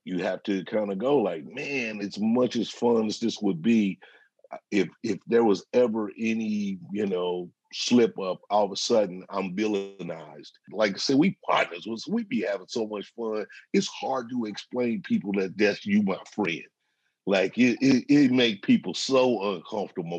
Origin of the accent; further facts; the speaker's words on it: St. Louis, Missouri, United States; I'm from the Midwest. I'm from St. Louis